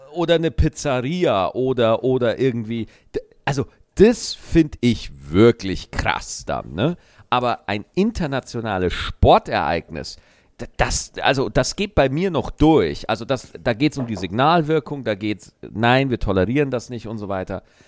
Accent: Germany; wir Deutschen

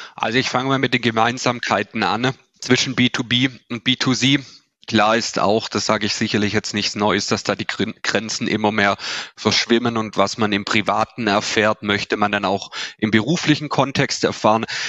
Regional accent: Swabia, Baden-Württemberg, Germany; accent: Swabian; Man hört es vielleicht schon auch an, an meinem Dialekt an. Ich habe es auch schon angesprochen, wo wir sitzen. Wir sitzen hier in Ostfildern. Das ist vor, dem, vor den Toren von Stuttgart, also im tiefsten Schwabenland sind wir verankert.

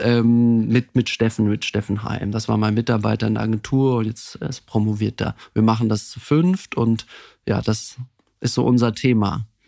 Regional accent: Heidelberg, Baden-Württemberg, Germany; moved away as an adult; also born or lived in Munich; Also ich komme ursprünglich aus Heidelberg, also bei einem kleinen, beschaulichen, sehr schönen Dorf bei Heidelberg, war dann dort auch auf der Schule

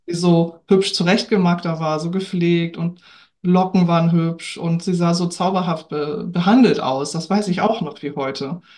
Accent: Hamburg, Germany; also born or lived in Lübeck; now in Norderstedt, Germany; Ich lebe und wohne in Norderstedt, geboren in Lübeck, in Hamburg aufgewachsen, also so ein kleines Dreiecks-Nordkind.

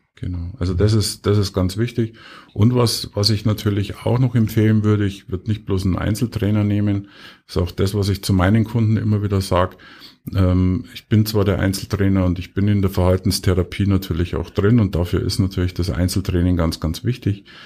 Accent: Bavaria, Germany; bei uns in Bayern

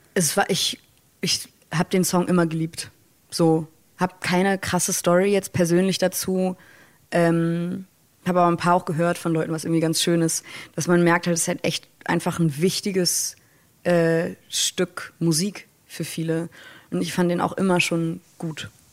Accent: Hamburg, Germany; Ich als Nordlicht, als äh, Hamburger Dern

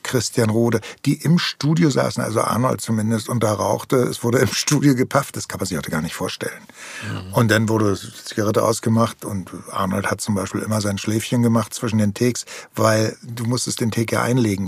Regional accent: Berlin, Germany; ich bin in Tempelhof aufgewachsen

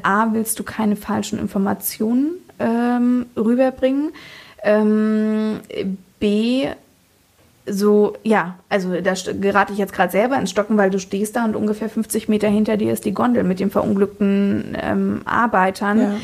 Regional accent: Fritzlar, Hesse, Germany; also born or lived in Kassel / Munich; wurde ich in Fritzlar geboren, ja. also ich bin so richtige Nordhessin

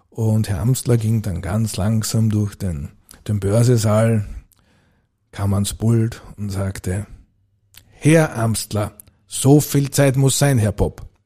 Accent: Burgenland, Austria; war dann also auch also bei uns im dörflich, kann man aus dem mittleren Burgenland, also als Obmann tätig.

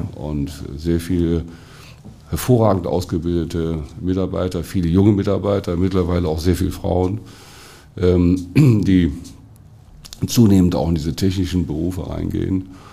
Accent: Germany; wir heutzutage als Deutsche

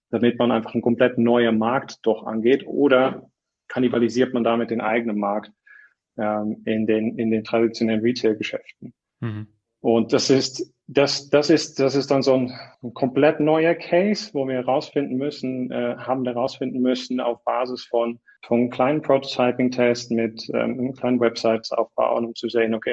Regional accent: Netherlands; moved away as an adult; also born or lived in Munich, Germany; now in Switzerland; ich, ich komme aus den Niederlanden. Ich bin nach dem Studium bin ich äh, in München gelandet

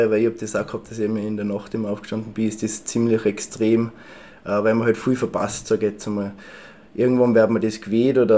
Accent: Tyrol, Austria; Das, also ich wollte ihnen was typisch Tirolerisches bringen natürlich

